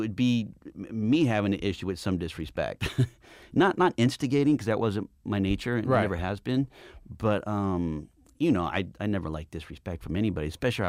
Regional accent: Culver City, California, United States; accent: Black; Culver City.

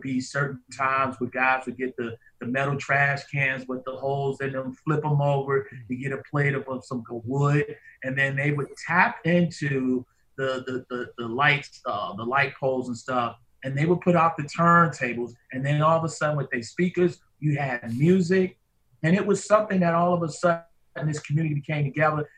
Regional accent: New York City, New York, United States; also born or lived in Harlem, New York / The Bronx, New York; I was born in Harlem in Harlem, New York, Harlem Hospital, but also uh, spent a time and was raised some spent some time up in the Bronx.

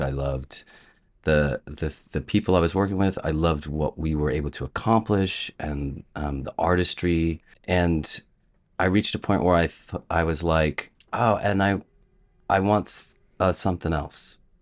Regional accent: Columbus, Ohio, United States; moved away as an adult; also born or lived in Chicago; I grew up in Columbus, and I went to a, an all-boys Catholic prep school

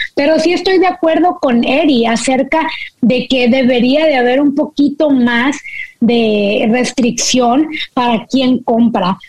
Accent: Monterrey, Nuevo León, Mexico; now in United States; siendo mexicana de Monterrey

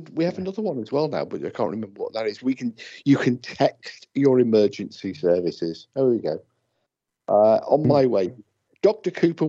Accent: United Kingdom; I'm British

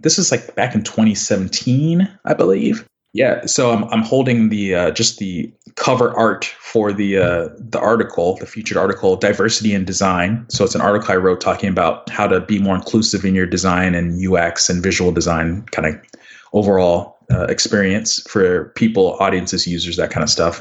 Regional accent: Houston, Texas, United States; also born or lived in The Woodlands, Texas; now in Dallas, United States; I grew up in Houston and Westfield High School

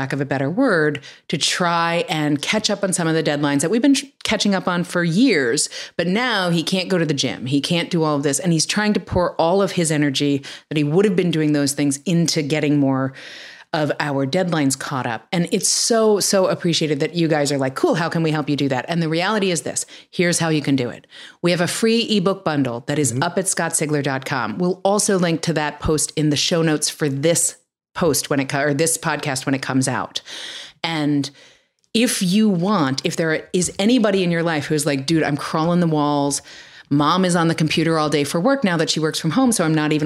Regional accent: New York City, New York, United States; born or raised there; now in California, United States

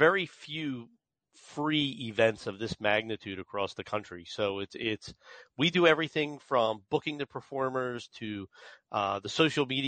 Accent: Atlantic City, New Jersey, United States; I'm born and raised in Atlantic City. Grew up there.

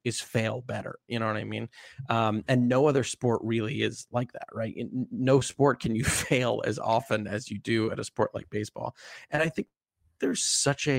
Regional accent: Maryland, United States; like Ben, I grew up in Maryland, and watching Cal Ripken play as a kid is very inspiring

